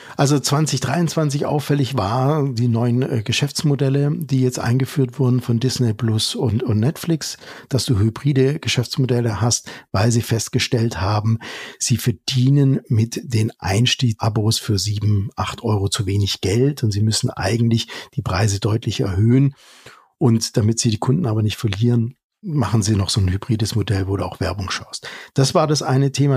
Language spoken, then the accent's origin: German; Germany; wir als Deutsche